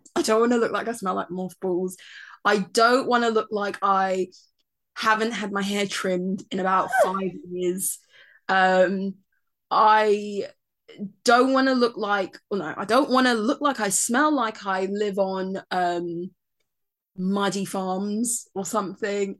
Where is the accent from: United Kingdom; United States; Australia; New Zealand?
United Kingdom; both of us born and raised in Britain